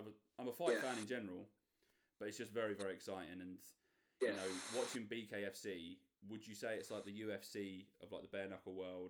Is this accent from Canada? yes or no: no; the Fens, East of England, United Kingdom; We're from the Fens